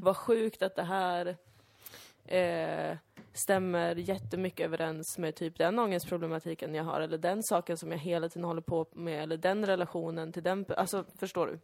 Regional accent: Sweden; växa upp bland i princip bara svenskar

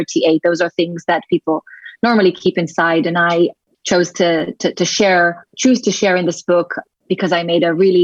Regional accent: Tel Aviv, Tel Aviv District, Israel; moved away as an adult; now in London, United Kingdom; I'm originally from Israel, from Tel Aviv.

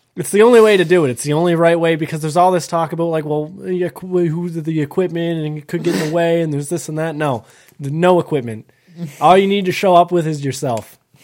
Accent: Canada; I'm Canadian

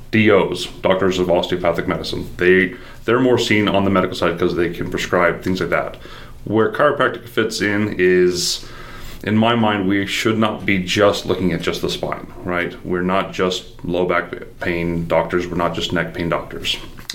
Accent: Utah, United States; So I am actually from Utah.

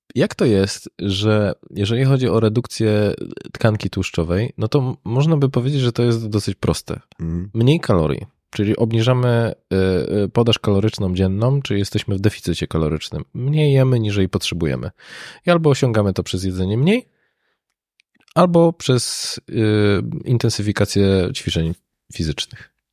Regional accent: Katowice, Silesian Voivodeship, Poland; ja pochodzę z Katowic

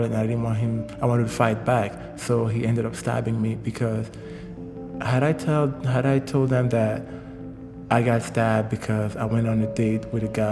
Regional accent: Douala, Littoral, Cameroon; moved away as an adult; also born or lived in Yaoundé, Cameroon; I was born and raised in Douala, which is the economic capital of Cameroon.

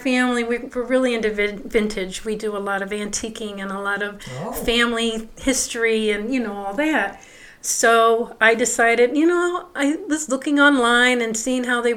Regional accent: Cleveland, Ohio, United States; I'm originally from the Cleveland area of Ohio. I lived in a suburb there, grew up there, went to school there

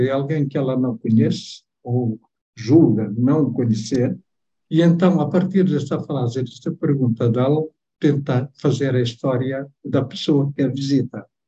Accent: Timor-Leste; first language Tetum; Portuguese is a second language; moved away; a minha língua materna não é a língua portuguesa, é o teto

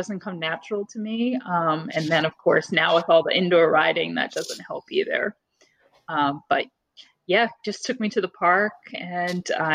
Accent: New York, United States; now in Newport News, United States; I am from New York originally, and I live in Newport News, Virginia

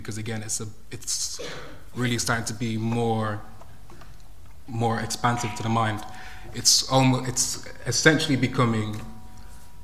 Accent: Ireland; I grew up in Ireland

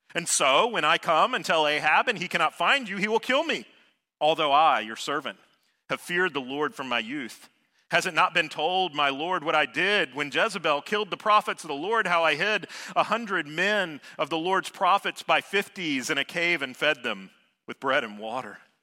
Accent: Savannah, Georgia, United States; I grew up in Savannah, Georgia

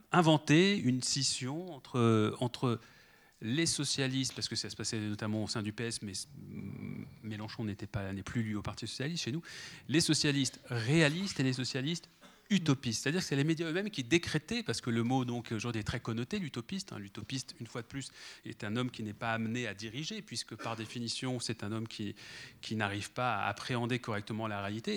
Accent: France; also born or lived in Paris; chez nous en France

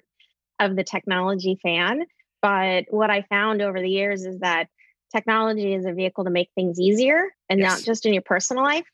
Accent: Anchorage, Alaska, United States; also born or lived in Minneapolis, Minnesota; now in Illinois, United States; being born and raised in Anchorage, Alaska

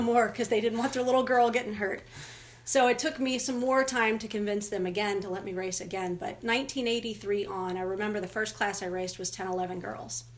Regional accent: Louisville, Kentucky, United States; moved away as an adult; I moved from Louisville when I graduated college in 1994

